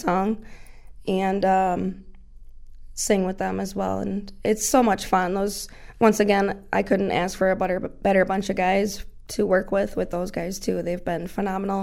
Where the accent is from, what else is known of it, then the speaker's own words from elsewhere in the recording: Ashville, New York, United States; I grew up in Asheville, graduated from Southwestern